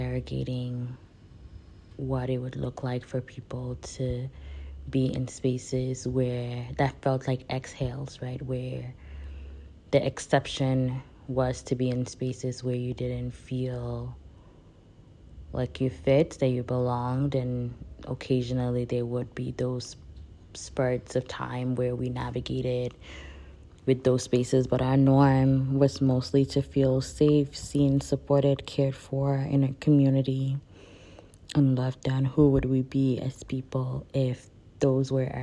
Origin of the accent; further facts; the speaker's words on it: Nigeria; moved away; I grew up in Nigeria. I identify as West African, Nigerian-born West African